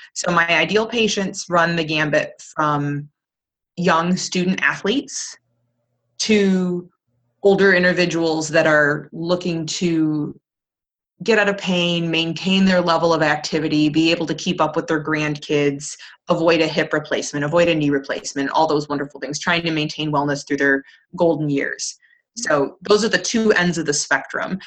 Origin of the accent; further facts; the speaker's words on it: Plymouth, Michigan, United States; I'm in my hometown, which is fantastic. I'm in Plymouth, Michigan